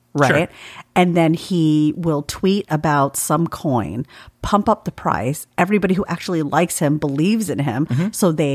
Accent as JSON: {"language": "English", "region": "Alabama", "country": "United States", "tie": "born or raised there", "lives_now": "Kentucky, United States", "said": "But I grew up in Alabama and have a lot of relatives and friends down there."}